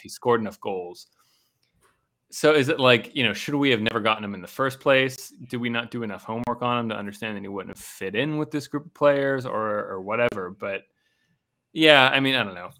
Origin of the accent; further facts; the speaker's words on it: Pittsburgh, Pennsylvania, United States; moved away; growing up in Pittsburgh